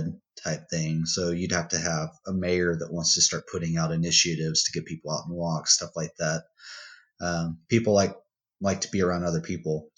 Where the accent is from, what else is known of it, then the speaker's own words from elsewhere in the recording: Odessa, Texas, United States; my hometown of Odessa